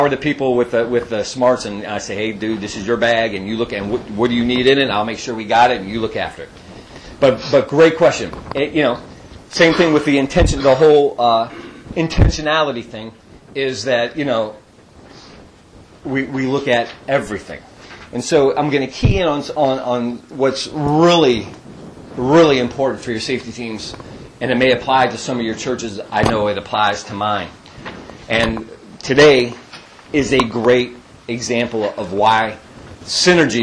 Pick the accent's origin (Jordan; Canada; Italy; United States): United States; Youngstown, Ohio; I'm from Youngstown, Ohio. I'm from the Yo